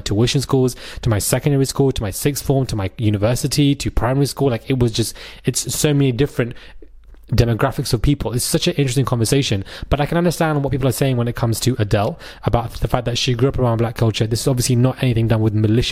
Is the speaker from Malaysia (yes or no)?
no; London, United Kingdom; also born or lived in Croydon / Brixton / Fulham; Streatham, which is basically where I was born and raised in South London